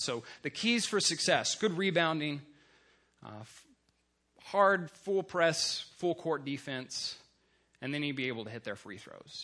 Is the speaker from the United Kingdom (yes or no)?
no; Texas, United States; I grew up in Texas